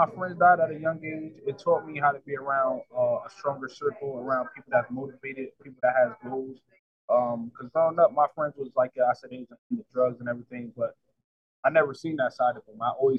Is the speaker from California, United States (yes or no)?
no; New Haven, Connecticut, United States; I was born and raised in New Haven. A lot of people from this side, I was born in the hill. So where it was a lot of violence.